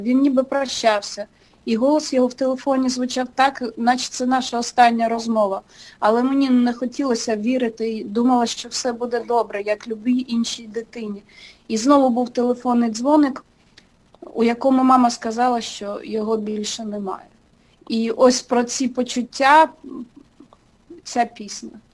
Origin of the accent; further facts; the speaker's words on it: Pervomaisk, Mykolaiv Oblast, Ukraine; moved away as an adult; also born or lived in Kyiv, Ukraine; now in Los Angeles, United States; я зі славного містечка Первомайська, раніше це називалося е, Голта